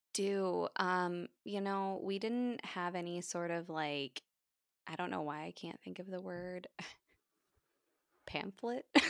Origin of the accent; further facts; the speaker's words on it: United States; I'm the Yank